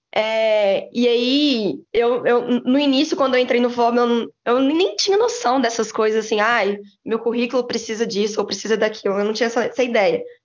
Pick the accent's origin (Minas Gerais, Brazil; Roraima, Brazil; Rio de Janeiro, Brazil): Minas Gerais, Brazil; Belo Horizonte; moved away as an adult; now in São Paulo, Brazil; sou de Belo Horizonte